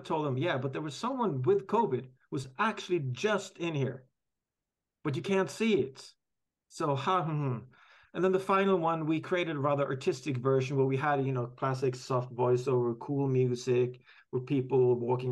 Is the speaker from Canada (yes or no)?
no; Norway; I'm from Norway